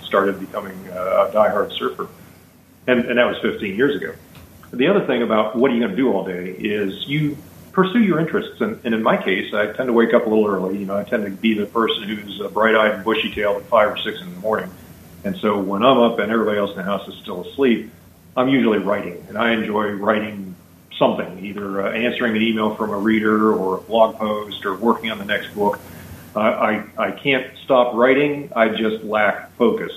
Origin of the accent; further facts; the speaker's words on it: Pittsburgh, Pennsylvania, United States; moved away as an adult; now in Hawaii, United States; We like the weather here a lot better than the weather we grew up in in the East Coast